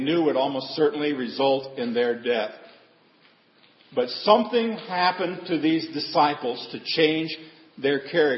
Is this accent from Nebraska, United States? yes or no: yes; Seward, Nebraska, United States; Growing up in Seward, Nebraska, with my grandfather being the janitor at the church, the school, and the parish hall. Many of you know my grandparents raised me.